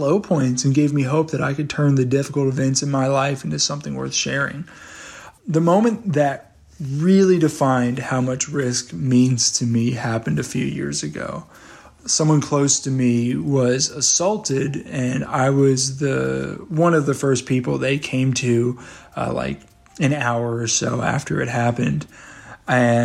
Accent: Bible Belt South, United States; I was from Bible Belt South

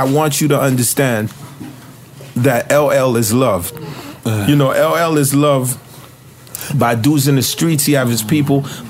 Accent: Haiti; moved away; when I came from Haiti

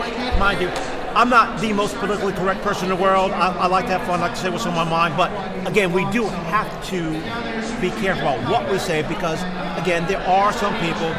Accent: New York, United States; first language English; I'm a New Yorker. I'm a Puerto Rican, but I was born here, so it's English first.

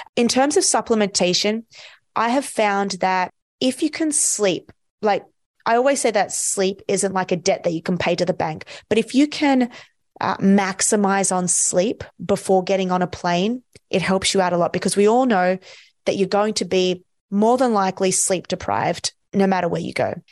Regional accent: Australia; I'm from Australia

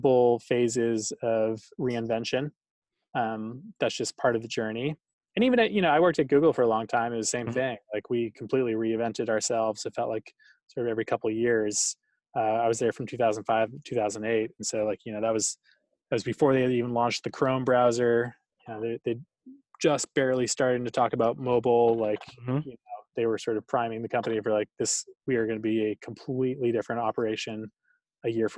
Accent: Boston, Massachusetts, United States; I grew up in Boston.

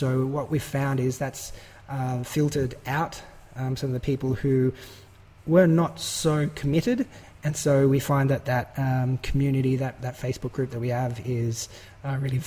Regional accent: Australia; we're both Australian

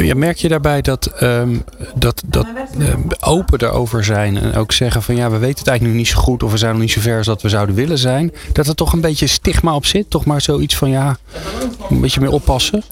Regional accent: Netherlands; wij daar als Nederlanders

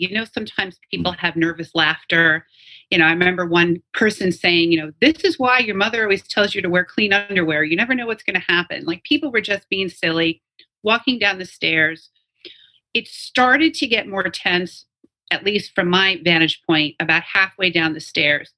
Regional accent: New York, United States; all of us, especially born and raised in New York

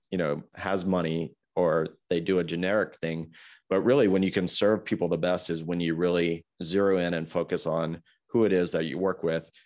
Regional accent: Greensboro, North Carolina, United States; my hometown of Greensboro that I grew up

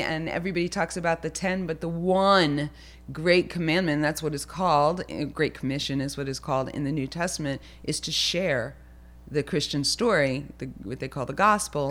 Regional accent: Lakewood, New Jersey, United States; I was actually born in Lakewood

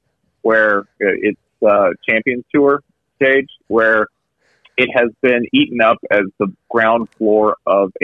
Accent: Tennessee, United States; also born or lived in northern suburbs of Atlanta, Georgia; now in Atlanta, United States; I grew up in Tennessee for a good chunk of my childhood

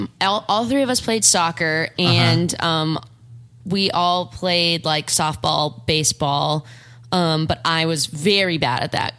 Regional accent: Orange County, California, United States; moved away as an adult; now in Los Angeles, United States; I grew up an hour south of here in Orange County.

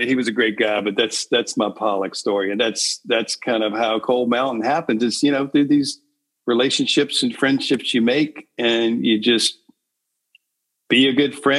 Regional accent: Virginia, United States; Having been born and raised in Virginia

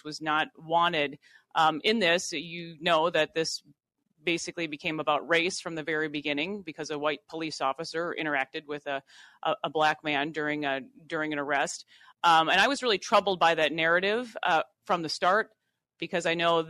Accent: Worthington, Minnesota, United States; being a Minnesota native, I grew up in Worthington, Minnesota

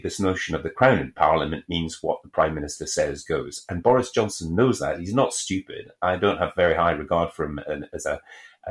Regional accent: Scotland, United Kingdom; I am a Scottish person

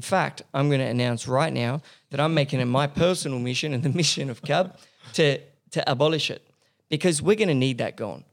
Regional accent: Paris, Île-de-France, France; moved away as an adult; now in Australia; I grew up in Paris. I, I did all my high schooling and, and uni in Paris.

